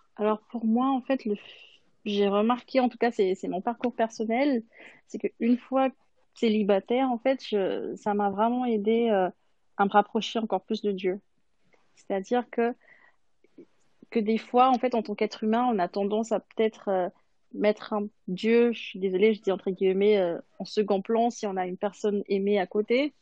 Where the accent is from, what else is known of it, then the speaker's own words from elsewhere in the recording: Madagascar; now in Switzerland; je viens de Madagascar et c'est la communauté adventiste à Madagascar